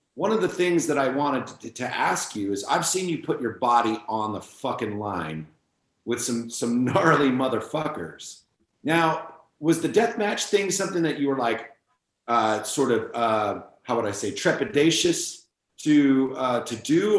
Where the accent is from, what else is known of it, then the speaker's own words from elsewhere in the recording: San Francisco, California, United States; I'm from San Francisco